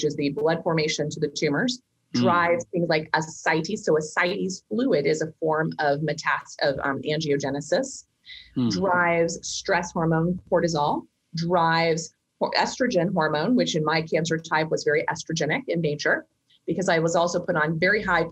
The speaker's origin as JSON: {"language": "English", "region": "Kansas", "country": "United States", "tie": "born or raised there", "said": "I grew up in Kansas."}